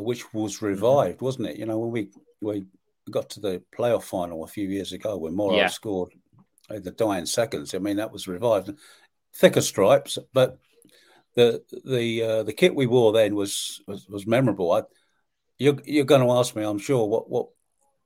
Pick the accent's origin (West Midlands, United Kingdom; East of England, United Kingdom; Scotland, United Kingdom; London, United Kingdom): London, United Kingdom; now in Medway, United Kingdom; I grew up in South London